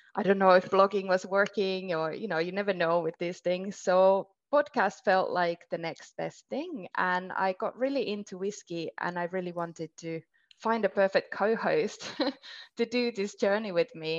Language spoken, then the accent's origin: English; Finland; now in Italy; I'm based in Italy, but I'm actually from Finland originally